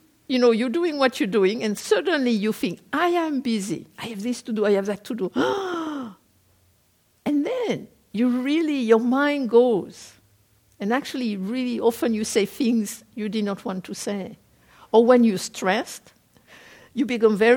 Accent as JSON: {"language": "English", "country": "France", "tie": "born or raised there", "also_born_or_lived": "South Korea / England", "moved": "as an adult", "said": "I am a French person. I was born in France. I lived there for up to the age of 22. Then I was in Korea for 10 years. And then I went to live in England."}